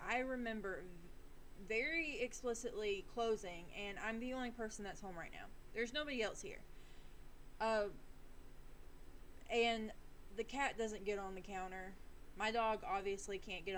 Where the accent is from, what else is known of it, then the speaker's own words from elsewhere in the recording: the South, United States; accent: Southern drawl; we're in the South. So if you hear my accent coming through, I'm very sorry if you can't really understand me. A little Southern drawl is going to come in and out